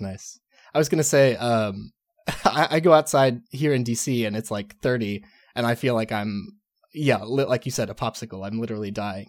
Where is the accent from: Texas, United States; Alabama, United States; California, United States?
Texas, United States; moved away; growing up in Texas